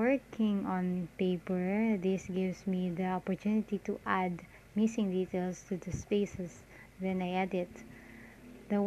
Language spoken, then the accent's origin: English; Parañaque, Metro Manila, Philippines